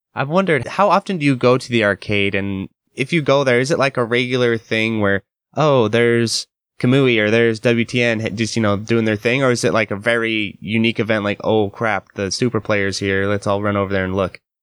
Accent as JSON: {"language": "English", "region": "Idaho", "country": "United States", "said": "I'm from America, and especially in Idaho, you know, we're not necessarily super etiquette-driven people out here."}